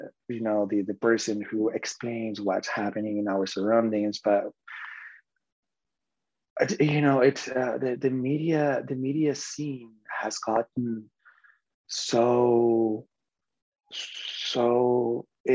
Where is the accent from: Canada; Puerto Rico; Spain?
Spain; moved away as an adult; now in United States; I'm from Spain